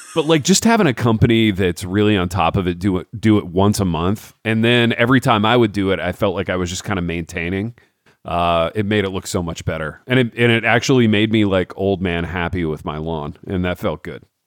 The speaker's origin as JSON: {"language": "English", "town": "Hartford City", "region": "Indiana", "country": "United States", "tie": "born or raised there", "said": "me growing up in Hartford City"}